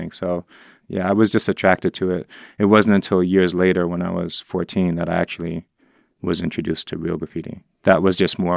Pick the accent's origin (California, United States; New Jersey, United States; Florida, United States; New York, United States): New York, United States; New York City; as a child, I think growing up in the Upper West Side